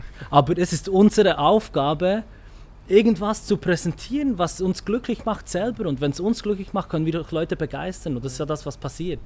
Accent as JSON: {"language": "German", "country": "Switzerland", "tie": "born or raised there", "said": "geboren in der Schweiz"}